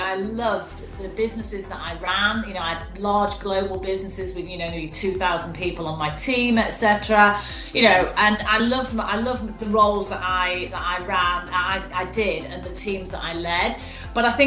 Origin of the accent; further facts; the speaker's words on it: Manchester, North West England, United Kingdom; accent: Mancunian; also born or lived in Leeds; I am a Mancunian by my dulcet tone. So I grew up in Manchester